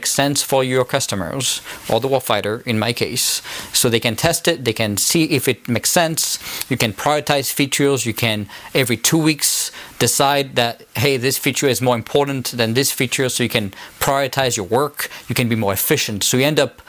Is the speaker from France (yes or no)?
yes; France; accent: French; now in United States; my French accent